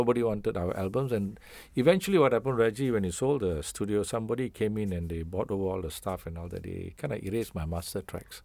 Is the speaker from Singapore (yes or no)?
yes; Singapore; I feel I'm total Singaporean.